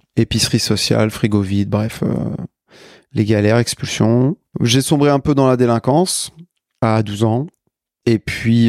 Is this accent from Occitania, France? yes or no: no; Paris, Île-de-France, France; je suis né à Paris. Je suis français, d'origine sénégalaise